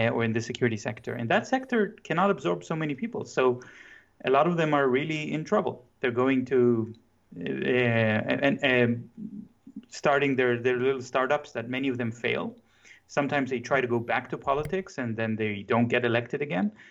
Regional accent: Jerusalem, Jerusalem District, Israel; English is a second language; as a kid growing up in the Zionist education system in Jerusalem, uh, the first books I read were war books

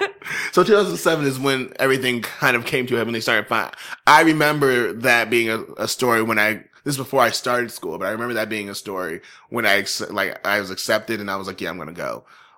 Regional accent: Connecticut, United States; And I'm from Connecticut and this happened in Connecticut.

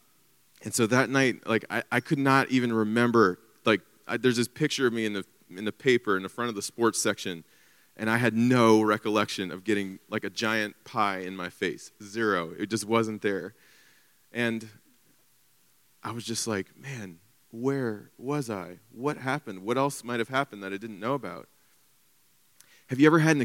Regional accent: Covington, United States; I'm from Covington, so just down the street

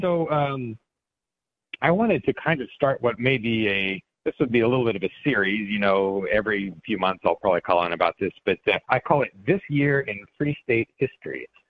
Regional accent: Colorado, United States; moved away as an adult; now in New Hampshire, United States; I grew up in Colorado

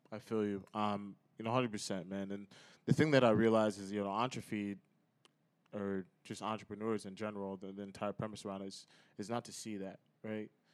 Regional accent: United States; now in Chicago, United States; So I'm from Connecticut, New York area originally

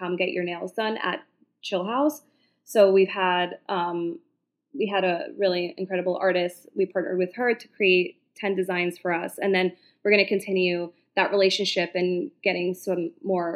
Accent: New York City, New York, United States; as a New Yorker, I've grown up here

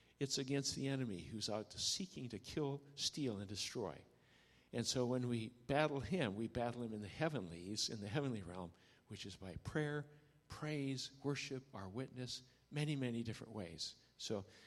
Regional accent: Middle West, Midwest, United States; also born or lived in Japan; I grew up in Japan, and then grew up mainly in the Middle West

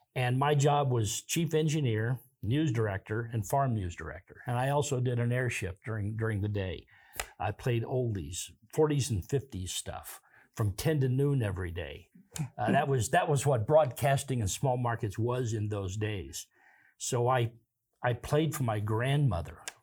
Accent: Kansas, United States; moved away as an adult; now in Pocatello, United States; I'm originally from Kansas, Gary. I moved here forty-two years ago

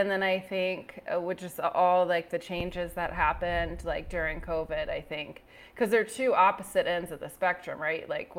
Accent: Northern Virginia, United States; moved away as an adult; also born or lived in South Carolina / Arlington, Virginia; now in Austin, United States; No, I'm from Northern Virginia. So I'm from a city that's about an hour south of DC.

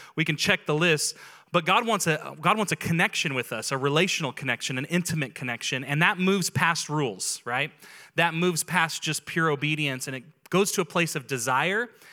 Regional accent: Auburn, California, United States; the Auburn that I grew up

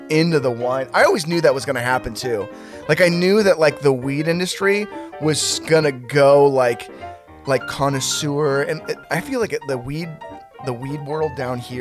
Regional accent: North Bay, California, United States; where I grew up in the North Bay, it was basically like farm community.

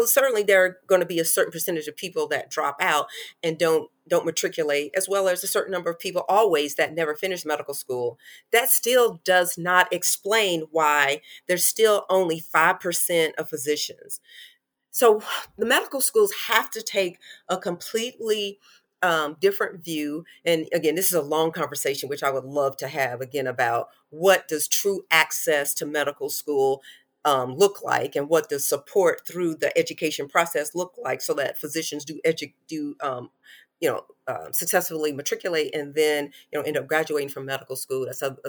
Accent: North Carolina, United States; I live in Charlotte, North Carolina, and I grew up in North Carolina.

